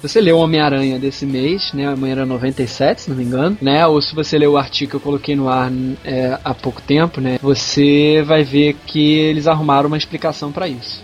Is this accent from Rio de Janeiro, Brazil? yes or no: yes; Rio de Janeiro, Brazil; eu sou do Rio de Janeiro